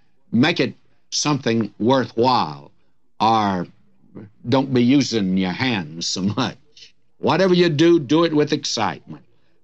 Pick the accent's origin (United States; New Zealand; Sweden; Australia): United States; Detroit, Michigan; when I was a young fella growing up in my teens, and I was away from God then, I can tell you that, in Detroit, where we snuck off on Saturday night